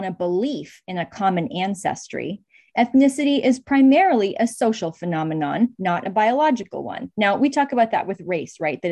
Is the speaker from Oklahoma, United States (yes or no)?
no; Oakland, California, United States; I grew up in California, in Oakland, California